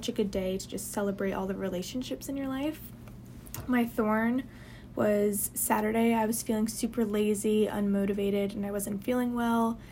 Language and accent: English; New Jersey, United States; moved away as an adult; now in New Orleans, United States; I'm from a small town in New Jersey